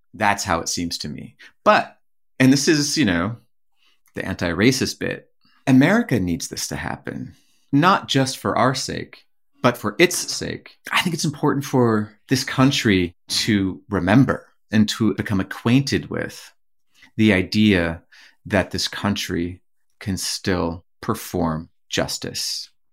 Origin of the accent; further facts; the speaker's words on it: Leech Lake Reservation, northern Minnesota, United States; moved away as an adult; growing up, as we did on the Leech Lake Reservation